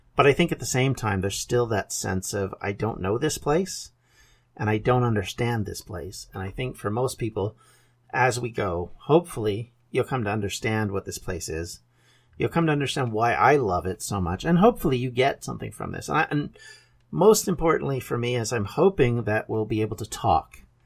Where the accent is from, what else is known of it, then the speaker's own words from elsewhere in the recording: Canada; I am a Canadian, thus my accent does not sound like a Welsh, or, for that matter, English accent